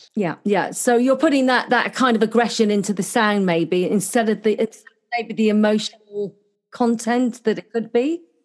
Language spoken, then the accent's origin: English; Cornwall, South West England, United Kingdom; now in Gold Coast, Australia; I'm actually Cornish, which is the other end of uh, England.